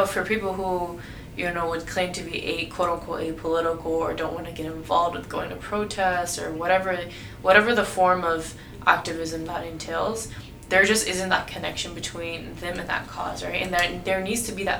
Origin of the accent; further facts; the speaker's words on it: United States; I was born and raised in America, right? So, but I'm also an ethnic Uyghur.